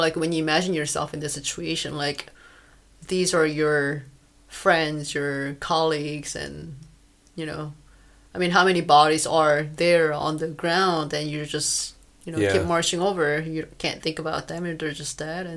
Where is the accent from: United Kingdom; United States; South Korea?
South Korea; I was born in South Korea, not in North Korea